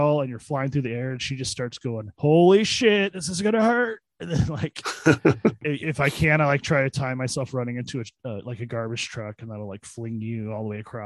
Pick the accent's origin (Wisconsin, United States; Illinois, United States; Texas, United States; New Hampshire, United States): Illinois, United States; my hometown